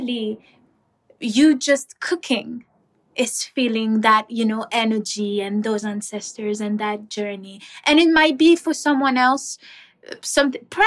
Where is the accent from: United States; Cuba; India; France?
Cuba; We grew up in Cuba